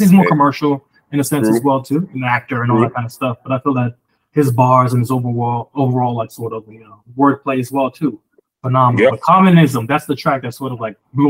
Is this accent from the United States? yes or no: yes; Chicago, Illinois, United States; I grew up in Chicago, like, I spent my like mostly my junior high years and my high school years out there